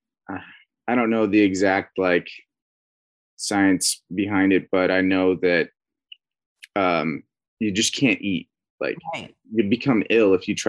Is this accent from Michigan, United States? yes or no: no; Northern Idaho, United States; moved away as an adult; now in California, United States; No, I've been in California for the last like 4 years now, but I'm originally from Northern Idaho.